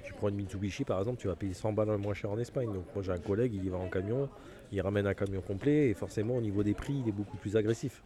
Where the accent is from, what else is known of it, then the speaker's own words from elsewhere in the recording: Picardy, Hauts-de-France, France; moved away; also born or lived in Occitania; je suis originaire de Picardie